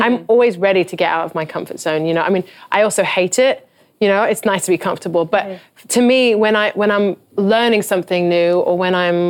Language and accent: English; England, United Kingdom; now in United States; I'm from England. I'm a foreigner.